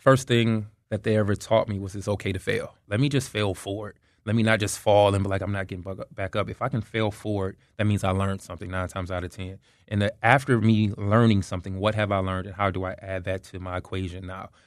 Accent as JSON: {"language": "English", "town": "Detroit", "region": "Michigan", "country": "United States", "also_born_or_lived": "Atlanta, Georgia / Tallahassee, Florida", "moved": "yes", "said": "So originally I'm from Detroit, Michigan, but um, I'm a transplant from Atlanta, Georgia."}